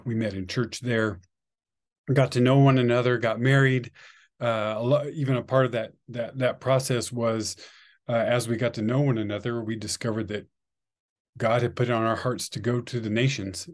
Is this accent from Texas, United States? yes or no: yes; Amarillo, Texas, United States; also born or lived in Fort Worth; I grew up in Amarillo